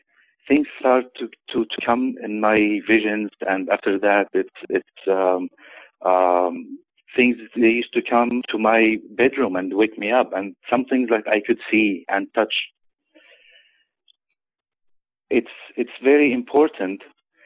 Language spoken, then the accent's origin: English; Nazareth, Northern District, Israel; also born or lived in Florence, Italy / Chicago, Illinois / San Francisco; now in Sacramento, United States; I was born in Nazareth, Israel, in the Holy Land.